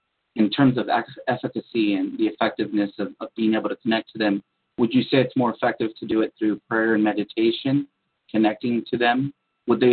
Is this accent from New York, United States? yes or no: no; San Diego, California, United States; growing up in San Diego, California, we were right next to the ocean every day